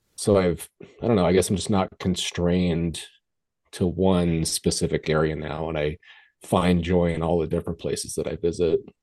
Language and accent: English; Colorado, United States; I grew up in Colorado, so I was always in the mountains